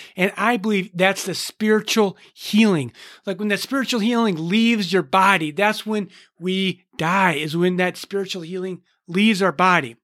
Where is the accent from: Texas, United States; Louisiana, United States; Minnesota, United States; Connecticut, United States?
Minnesota, United States; I'm from Minnesota